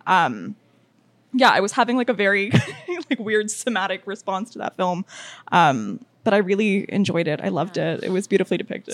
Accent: United States; now in Toronto, Canada; I was born in the States

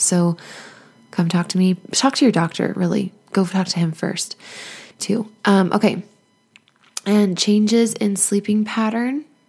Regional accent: United States; also born or lived in Nevada / Arizona; I grew up in Nevada and Arizona

